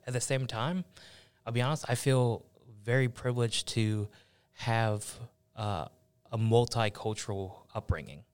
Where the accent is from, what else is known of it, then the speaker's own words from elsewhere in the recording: Buffalo, New York, United States; also born or lived in Cincinnati, Ohio; I was born in Cincinnati, raised in, in Buffalo, New York